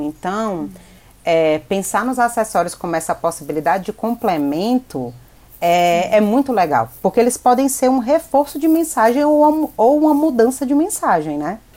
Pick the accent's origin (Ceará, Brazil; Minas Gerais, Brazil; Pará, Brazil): Ceará, Brazil; Fortaleza; moved away as an adult; now in São Paulo, Brazil; eu sou cearense, nascida em Fortaleza, mas hoje eu moro aqui em São Paulo